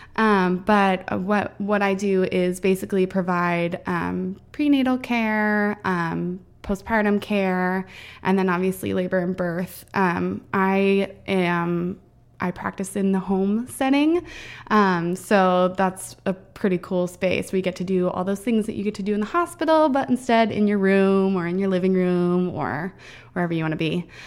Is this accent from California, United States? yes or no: no; Kentucky, United States; moved away as an adult; now in Everett, United States; I'm from Kentucky, and, um, I, Doug and I both moved out here together about seven years ago. We've been together since high school